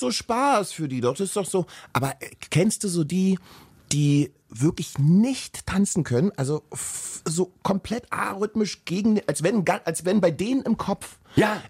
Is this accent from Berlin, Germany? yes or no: yes; Berlin, Germany; ich bin ja aus dem Osten